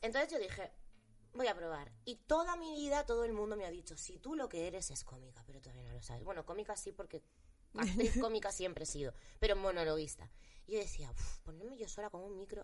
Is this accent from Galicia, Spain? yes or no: yes; Galicia, Spain; moved away; trabajar en gallego, para trabajar en mi tierra